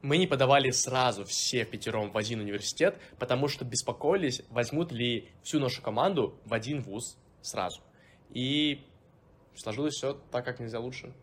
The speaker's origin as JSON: {"language": "Russian", "town": "Volgograd", "region": "Volgograd Oblast", "country": "Russia", "also_born_or_lived": "Saint Petersburg", "moved": "as an adult", "said": "я из города Волгоград"}